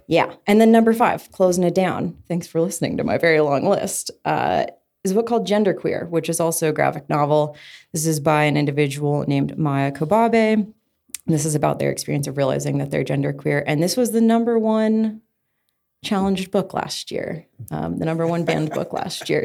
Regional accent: Colorado, United States; growing up in Colorado

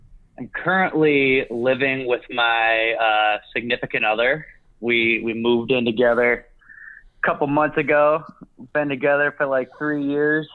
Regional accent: Chicago, Illinois, United States; I'm from Chicago

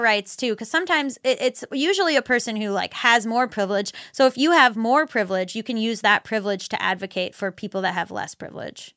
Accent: Florida, United States; I'm from Florida

